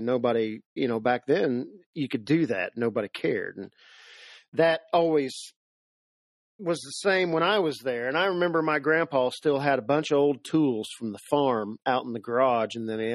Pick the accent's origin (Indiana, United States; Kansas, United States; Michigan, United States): Indiana, United States; Seymour; Born and raised Seymour, Indiana